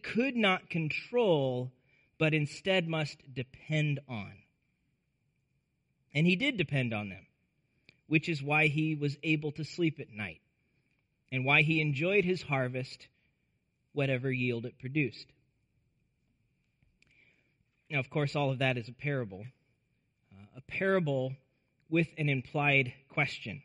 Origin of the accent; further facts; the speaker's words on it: Nebraska, United States; I grew up in Nebraska